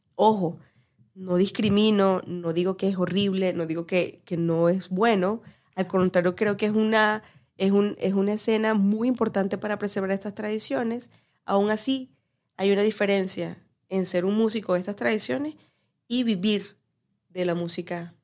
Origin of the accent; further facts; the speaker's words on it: Barquisimeto, Lara, Venezuela; moved away; yo que soy venezolana de Barquisimeto.